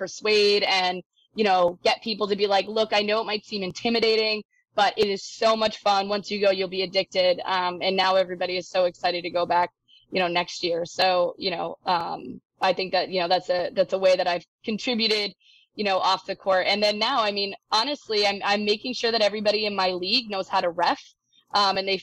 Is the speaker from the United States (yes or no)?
yes; New England, United States; moved away; also born or lived in Florida; this New England girl